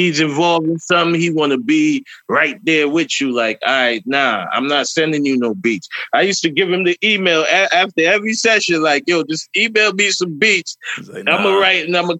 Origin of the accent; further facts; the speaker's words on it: New York City, New York, United States; I grew up in Southside Jamaica, Queens